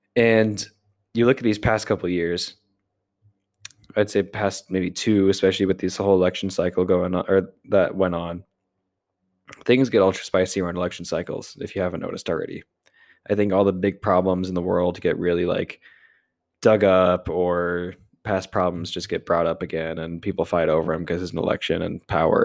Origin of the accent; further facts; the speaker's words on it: United States; I'm an American